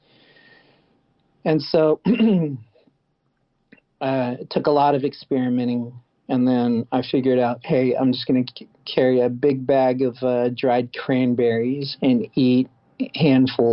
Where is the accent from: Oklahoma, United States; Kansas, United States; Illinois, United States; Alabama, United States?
Oklahoma, United States; Tulsa; my hometown